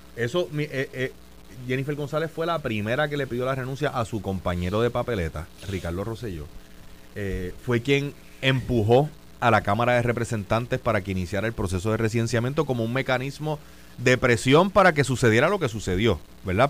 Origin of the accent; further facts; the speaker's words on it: San Juan, Puerto Rico; yo soy natural de Country Club